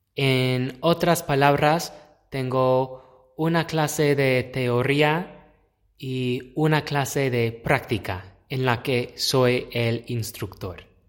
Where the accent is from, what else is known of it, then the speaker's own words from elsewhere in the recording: United States; accent: American; Spanish is a second language; mi acento tal vez me marca inmediatamente como estadounidense, como pienso que es muy obvio que soy estadounidense